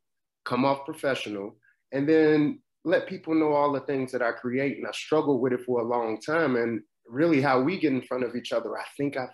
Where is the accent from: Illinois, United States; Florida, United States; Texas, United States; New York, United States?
Illinois, United States; Chicago; Chicago, Chi-town.